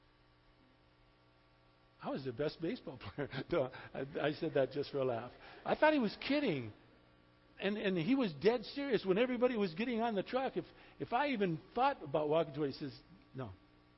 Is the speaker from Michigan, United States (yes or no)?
yes; Highland Park, Michigan, United States; When I was a little boy, we were born and raised in Highland Park, Michigan